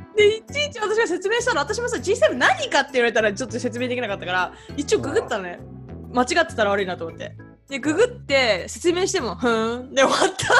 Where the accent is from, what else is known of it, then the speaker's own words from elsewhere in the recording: Saitama, Japan; moved away; 埼玉です